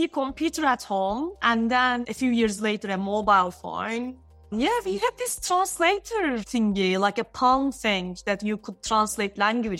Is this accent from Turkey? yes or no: yes; Istanbul, Turkey; Istanbul, in Turkey.